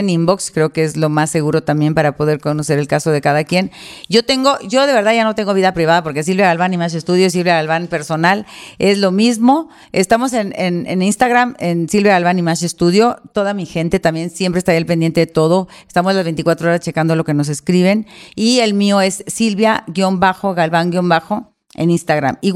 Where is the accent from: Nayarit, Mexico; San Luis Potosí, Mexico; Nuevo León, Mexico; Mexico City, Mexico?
Nuevo León, Mexico; Monterrey; aunque no lo creas, yo soy regia y soy administrada, no coda, porque se